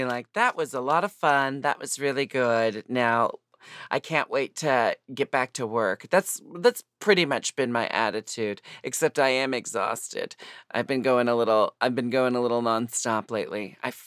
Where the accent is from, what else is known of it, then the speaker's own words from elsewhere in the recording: Portland, United States; moved away; also born or lived in Seattle; I'm from Portland